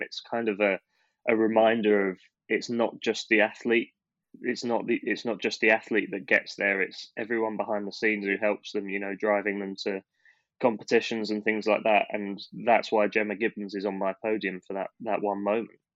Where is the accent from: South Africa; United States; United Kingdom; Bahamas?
United Kingdom; we are British